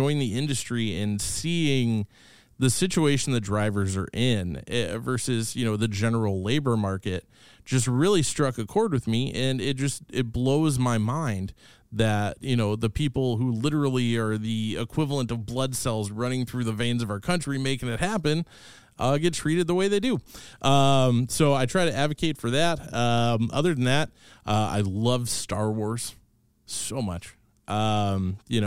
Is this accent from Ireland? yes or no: no; Kansas City, United States; I'm from Kansas City. I'm a total city kid